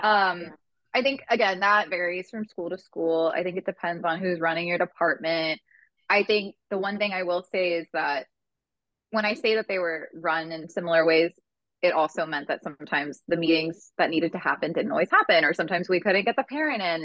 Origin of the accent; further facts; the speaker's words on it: Amarillo, Texas, United States; moved away; also born or lived in Houston; I grew up in Amarillo, Texas